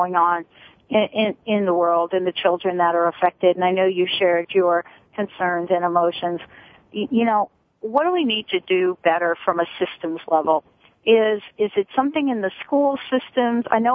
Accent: New Jersey, United States; growing up in New Jersey

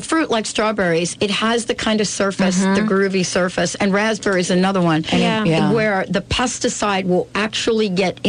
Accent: New Jersey, United States; growing up in Jersey cornfields.

